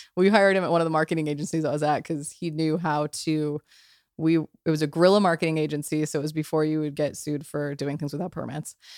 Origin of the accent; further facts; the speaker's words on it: New Mexico, United States; moved away; also born or lived in New York; I, I come from New Mexico, which is a very, uh, intense culture.